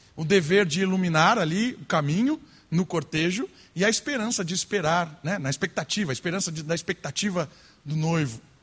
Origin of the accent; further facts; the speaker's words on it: Brazil; nós brasileiros